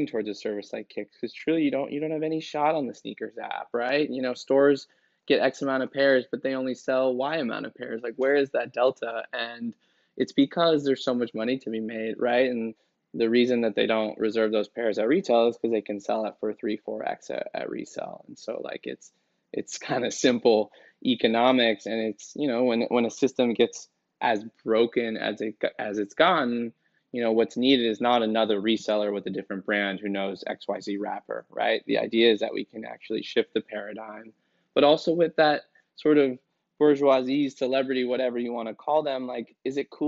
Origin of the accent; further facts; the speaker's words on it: San Francisco, California, United States; I grew up in San Francisco